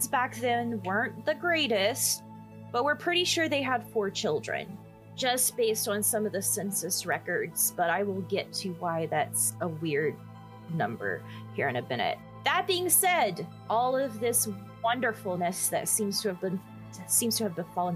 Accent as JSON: {"language": "English", "region": "the South", "country": "United States", "said": "we're from the South."}